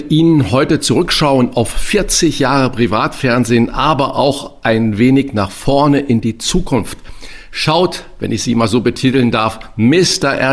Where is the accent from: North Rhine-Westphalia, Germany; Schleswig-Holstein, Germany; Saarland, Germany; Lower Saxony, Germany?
Saarland, Germany; Ich bin Saarländer und wir haben natürlich Radio Luxemburg und das französische Programm gehört